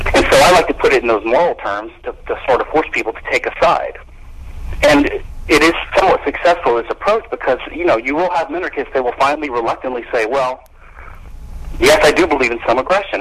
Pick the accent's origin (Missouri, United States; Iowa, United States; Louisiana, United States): Louisiana, United States; I'm from Louisiana